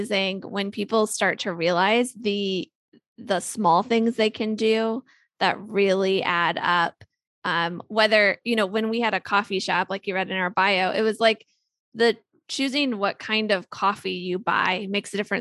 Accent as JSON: {"language": "English", "region": "Ohio", "country": "United States", "tie": "born or raised there", "said": "I grew up in Ohio"}